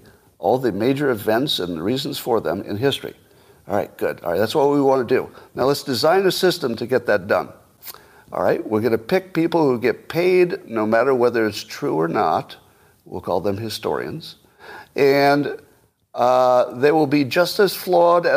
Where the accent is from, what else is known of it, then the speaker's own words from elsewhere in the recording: United States; I'm an American